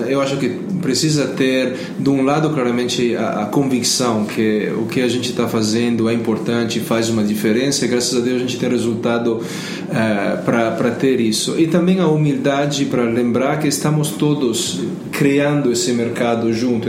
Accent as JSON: {"language": "Portuguese", "country": "Italy", "second_language": "Portuguese", "moved": "yes", "lives_now": "Brazil", "said": "eu sou italiano"}